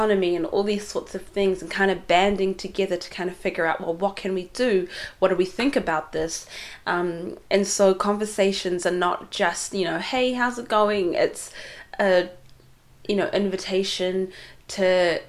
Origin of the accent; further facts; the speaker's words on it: New Zealand; also born or lived in Yemen; Growing up in New Zealand, but having come from Somalia, not actually coming from Somalia, I was born in Yemen, and then I came to New Zealand when I was two, but my parents are both from Somalia